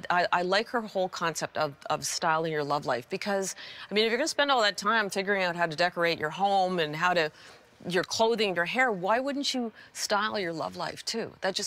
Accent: Akron, Ohio, United States; born there; also born or lived in Los Angeles / Ottawa / Princeton / Florida; Lived in Los Angeles. I was born in Akron, Ohio. Lived in Ottawa. Lived in Princeton. Lived in Florida for a while.

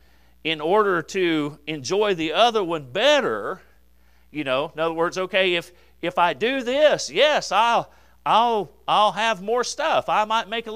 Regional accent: United States; I'm an American

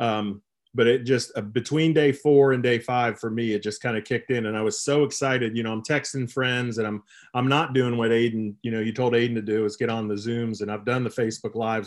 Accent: Columbus, Ohio, United States; also born or lived in Lexington, Kentucky; I'm from Columbus, Ohio, and we lived in Lexington until 2003, and we moved back to Westerville

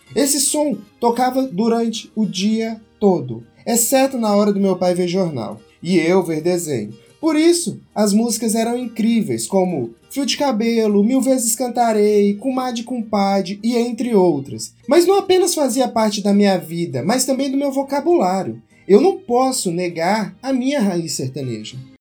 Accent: interior of Goiás, Brazil; eu sou do interior de Goiás, e isso faz com que a música sertaneja seja tocada na minha casa desde antes de eu nascer.

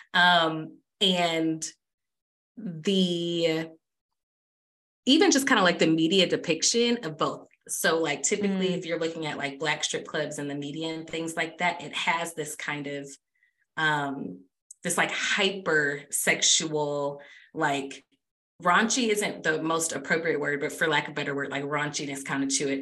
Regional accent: Michigan, United States; I'm from Michigan

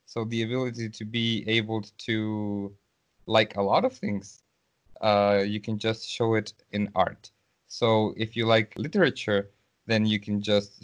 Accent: Mexico; moved away as an adult; also born or lived in St. Petersburg, Russia; now in Russia; I am not in my country. I am from Mexico, so right now I am in Russia.

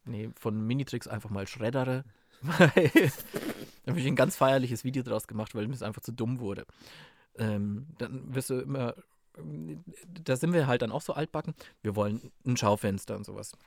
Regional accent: Munich, Bavaria, Germany; ich bin in Pasing aufgewachsen, das ist im Münchner Westen

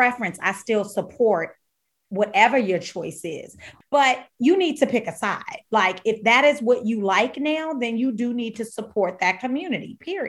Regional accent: Washington, District of Columbia, United States; moved away; also born or lived in Atlanta, Georgia / Virginia / Oregon; I'm DC born and raised, Ward 8, Southwest, okay? And now Southeast Middle.

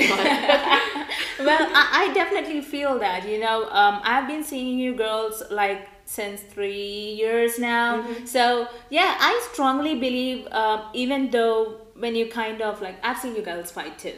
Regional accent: India; now in United States; my childhood being an Indian

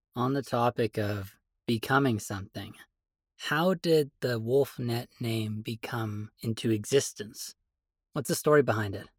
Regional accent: Canada; I'm a Canadian

